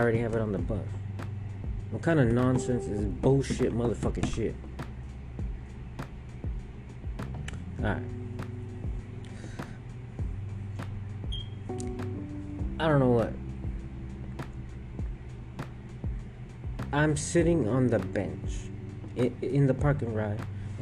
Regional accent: Houston, Texas, United States; I'm from Houston

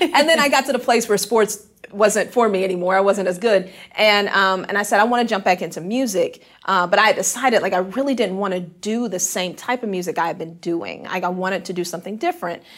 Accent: Houston, Texas, United States; moved away as an adult; now in Memphis, United States; I'm from Houston, Texas.

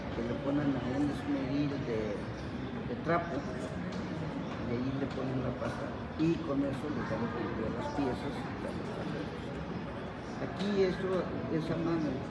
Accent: Puebla, Mexico; now in Mexico City, Mexico; yo soy de Puebla.

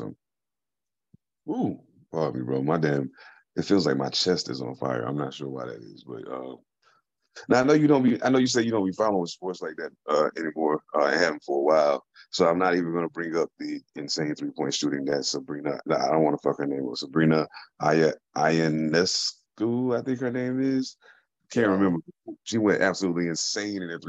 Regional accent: United States; I was born and raised in America

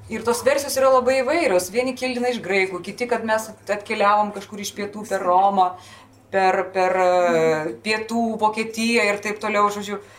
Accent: Lithuania; Galbūt mes lietuviai kažkur tai truputėlį pamiršom, kad mes Dionizai irgi esam.

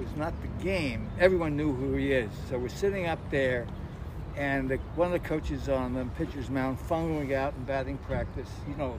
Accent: New York City, New York, United States; moved away; I'm from New York, Brooklyn.

